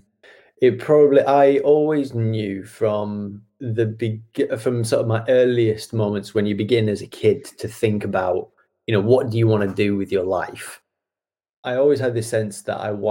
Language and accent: English; Wolviston, North East England, United Kingdom; moved away as an adult; now in Nottingham, United Kingdom; I grew up in the Northeast. So I grew up in a little village called Wolverston, which is kind of on the edge of Teesside